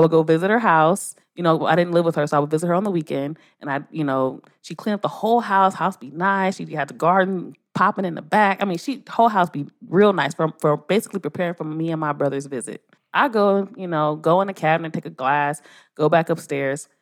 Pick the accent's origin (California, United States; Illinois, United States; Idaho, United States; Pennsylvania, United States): California, United States; Los Angeles; I was raised in, I'm in South, I'm from South Central L